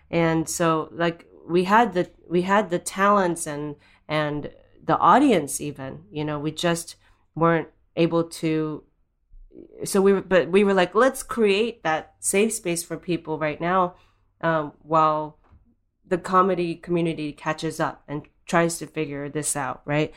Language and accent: English; Japan; moved away; I am Japanese and I grew up in Japan